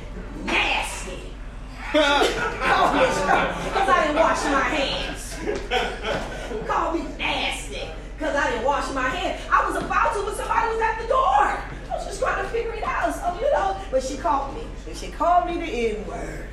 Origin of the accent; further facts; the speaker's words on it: Concord, California, United States; I grew up in Concord